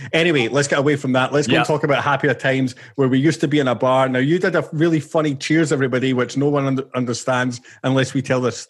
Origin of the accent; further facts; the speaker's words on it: Scotland, United Kingdom; now in Australia; I'm Scottish